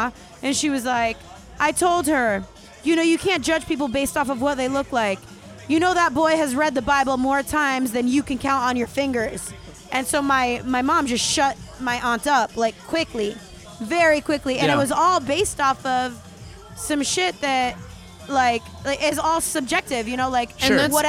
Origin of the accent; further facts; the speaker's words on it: Puerto Rico; moved away; my entire family is super conservative, light-skinned Hispanic. And I was born in Puerto Rico, too